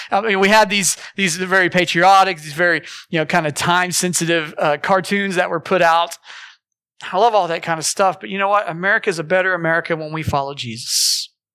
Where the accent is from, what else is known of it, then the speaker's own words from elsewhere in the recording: Morris, Oklahoma, United States; I grew up in Morris